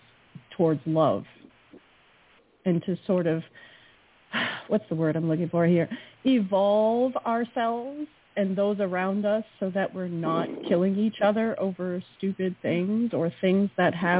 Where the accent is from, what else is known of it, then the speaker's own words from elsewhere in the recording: New England, United States; I'm from New England. You can't be a New Englander without knowing Robert Frost